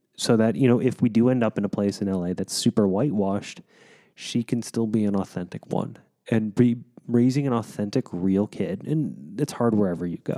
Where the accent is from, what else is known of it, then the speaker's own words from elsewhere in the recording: Wichita, Kansas, United States; moved away; which made Wichita my hometown